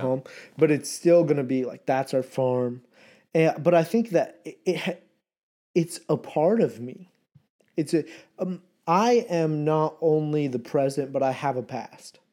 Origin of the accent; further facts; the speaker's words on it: Vermont, United States; moved away; I'm at home, Vermont, on the farm